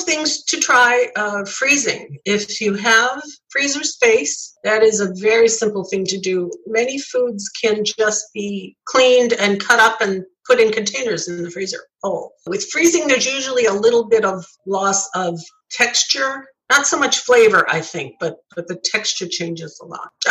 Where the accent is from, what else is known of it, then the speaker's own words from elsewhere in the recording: New York, United States; It was a staple in everyone's home where I grew up in New York State